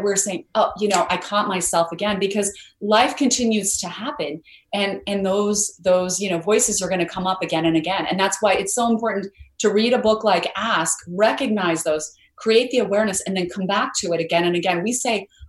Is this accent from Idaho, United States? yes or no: yes; Idaho, United States; I grew up in Idaho where we had a lot of potatoes, but no mangoes.